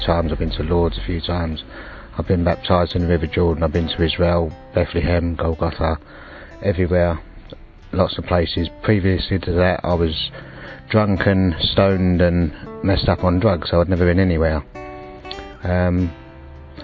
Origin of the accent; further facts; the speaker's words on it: England, United Kingdom; I was born in England in 1962